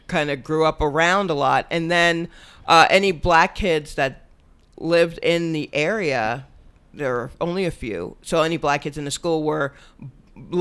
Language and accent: English; Stone Mountain, Georgia, United States; the area where I grew up in Atlanta, Stone Mountain